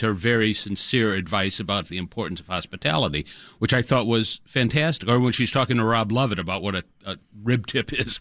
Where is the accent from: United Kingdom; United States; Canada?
United States; Chicago, Illinois; We grew up in Portage Park, so we went by Margie's now and again, headed into the city